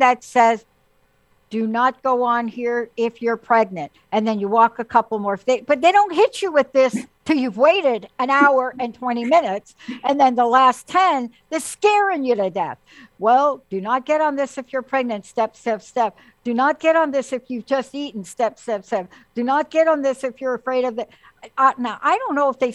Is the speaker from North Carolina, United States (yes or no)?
no; New York, United States; I grew up in New York